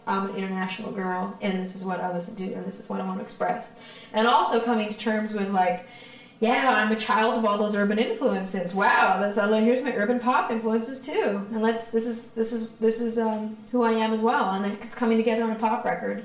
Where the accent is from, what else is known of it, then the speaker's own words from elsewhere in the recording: Victoria, British Columbia, Canada; moved away as an adult; also born or lived in Toronto; I'm from Victoria. So when I was done high school, because I had some music connections in Toronto, because I had some family there, I moved over there